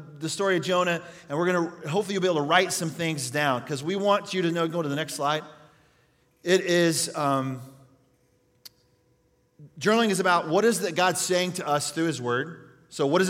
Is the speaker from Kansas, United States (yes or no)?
yes; Yates Center, Kansas, United States; moved away; my hometown in Yates Center, Kansas